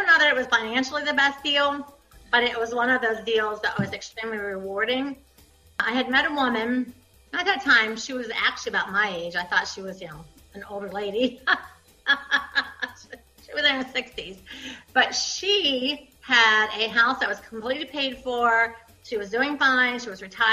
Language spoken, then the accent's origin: English; Ohio, United States; I was raised in Ohio